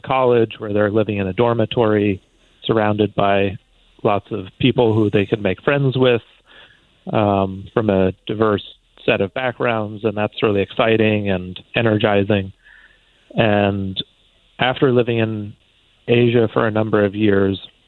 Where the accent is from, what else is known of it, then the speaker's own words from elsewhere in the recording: Connecticut, United States; moved away; also born or lived in China; growing up in Connecticut, I think my sense of home was very rooted in the physical space there